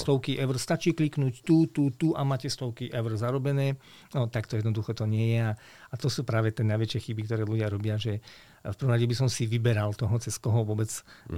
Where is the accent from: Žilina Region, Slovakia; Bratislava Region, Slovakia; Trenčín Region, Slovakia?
Trenčín Region, Slovakia; Veľké Kršteňany; ja som vyrastal v nelahkých podmienkách. Pochádzam e, z, z hranice stredného západného Slovenska, dedina Veľké Krštiňany, je to pri partizánskom